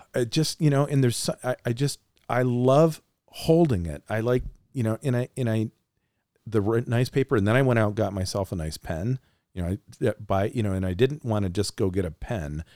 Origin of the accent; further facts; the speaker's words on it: Frankenmuth, Michigan, United States; I'm a kid from Frankenmuth, Michigan